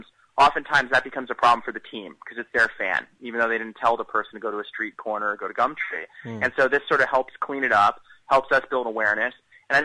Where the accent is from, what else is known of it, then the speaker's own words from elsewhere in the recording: United States; I'm proudly from the States